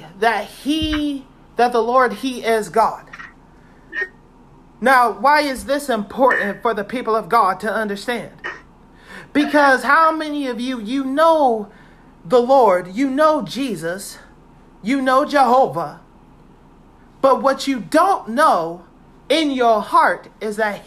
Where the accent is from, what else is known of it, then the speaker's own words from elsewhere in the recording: Virginia, United States; I'm from Virginia.